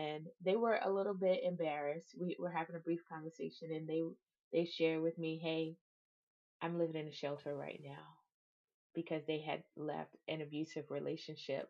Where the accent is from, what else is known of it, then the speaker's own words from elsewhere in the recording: Savannah, Georgia, United States; moved away; I'm from Savannah, Georgia